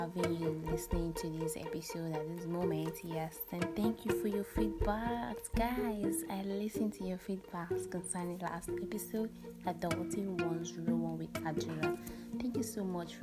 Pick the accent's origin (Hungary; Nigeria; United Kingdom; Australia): Nigeria; I'm a black woman, I'm a Nigerian